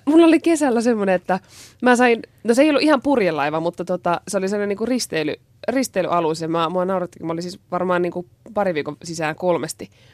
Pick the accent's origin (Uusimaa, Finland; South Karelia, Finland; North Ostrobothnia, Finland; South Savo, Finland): North Ostrobothnia, Finland; Oulainen; moved away; also born or lived in Japan; mäkin on Pohjois-Pohjanmaalta ja tuota, Oulaisista alun perin